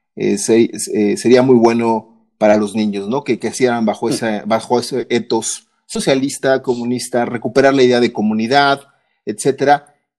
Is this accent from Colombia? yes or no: no; Mexico; lo que mi país se refiere, en México